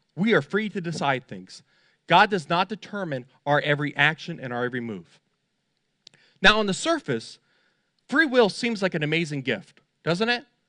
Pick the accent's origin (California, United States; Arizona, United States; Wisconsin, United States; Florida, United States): Florida, United States; Fort Lauderdale; I grew up in Fort Lauderdale